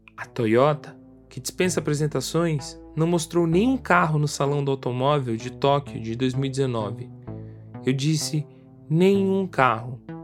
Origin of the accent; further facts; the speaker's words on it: Brasília, Federal District, Brazil; eu sou de Brasília